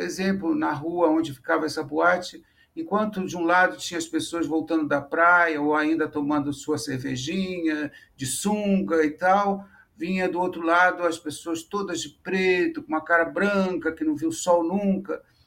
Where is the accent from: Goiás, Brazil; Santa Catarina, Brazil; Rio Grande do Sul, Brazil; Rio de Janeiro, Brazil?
Rio de Janeiro, Brazil; Niterói; eu sou de Niterói